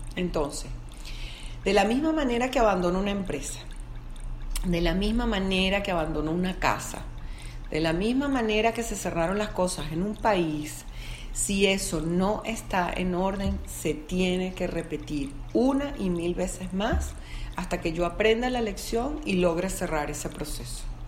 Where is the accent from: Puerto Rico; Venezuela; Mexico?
Venezuela; por ser venezolana